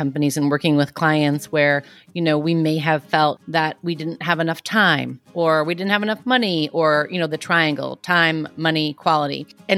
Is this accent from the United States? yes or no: yes; New York City, New York, United States; I'm from Queens. I'm Italian